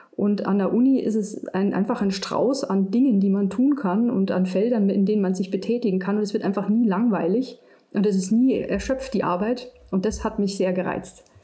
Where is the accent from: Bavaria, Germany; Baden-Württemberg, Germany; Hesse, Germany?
Bavaria, Germany; Munich; moved away as an adult; also born or lived in Münster; ich bin aus München